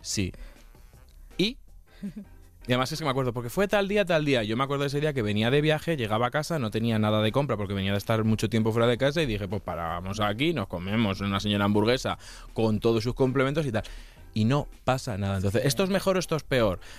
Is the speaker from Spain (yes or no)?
yes; Castilla-La Mancha, Spain; yo vengo de Castilla-La Mancha, y yo he vivido en una familia matriarcal toda la vida.